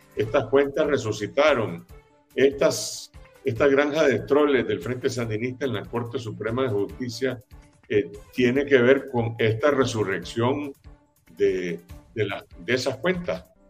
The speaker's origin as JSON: {"language": "Spanish", "country": "Nicaragua", "said": "los nicaragüenses"}